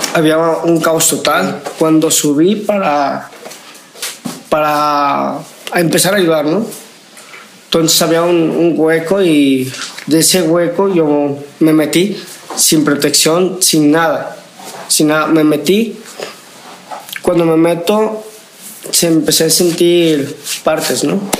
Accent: Guadalajara, Jalisco, Mexico; Vengo de Guadalajara, Jalisco

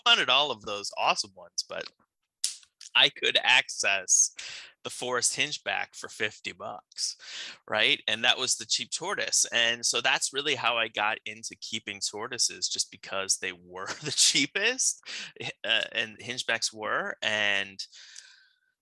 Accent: Northeast Ohio, United States; I'm from Ohio, grew up in Northeast Ohio

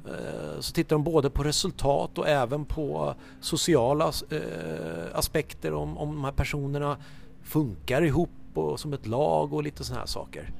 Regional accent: Haninge, Stockholm County, Sweden; Jag är ju uppvuxen som sagt i Haninge, spelade i Haninge tennisklubb

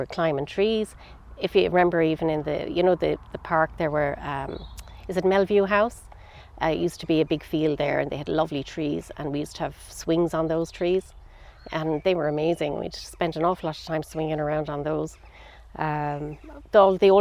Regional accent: Clonmel, Tipperary, Ireland; moved away as an adult; also born or lived in Carrigeen, Clonmel / England; I was brought up in Clark's Villas, up by Ard Fatima

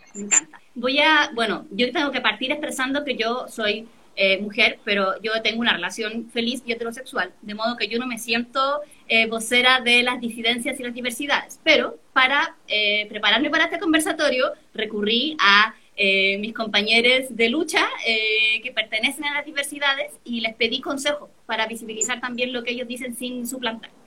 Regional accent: San Felipe, Valparaíso, Chile; yo soy de San Felipe, que es una ciudad chiquitita que queda en el Valle Central de la Concagua

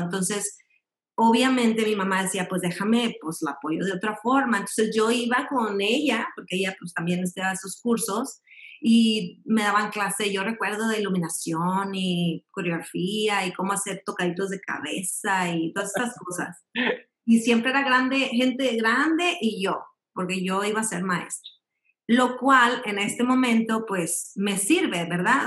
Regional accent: Monterrey, Nuevo León, Mexico; born or raised there; moved away as an adult; also born or lived in Piedras Negras, Coahuila / Mexico City; now in Alabama, United States

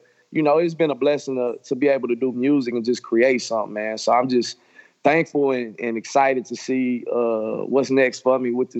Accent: Houston, Texas, United States; growing up in Houston, I was born and raised in Houston, Northside. Man, growing up in Houston in the 90s

